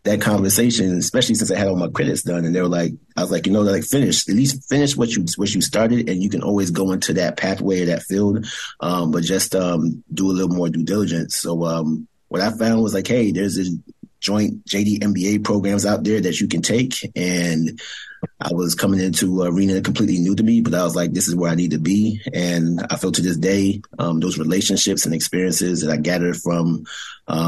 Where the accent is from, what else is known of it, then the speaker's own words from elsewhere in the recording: New Jersey, United States; moved away as an adult; also born or lived in Brooklyn, New York / Maryland / Washington, D.C.; I was born in Brooklyn, New York, as a firstborn generation Grenadian American, and spent most of my time growing up in Jersey